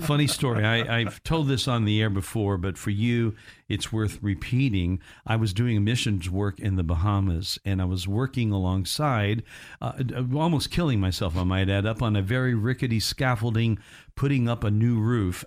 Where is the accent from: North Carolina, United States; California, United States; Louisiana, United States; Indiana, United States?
Indiana, United States; accent: Midwest; moved away; my hometown in Indiana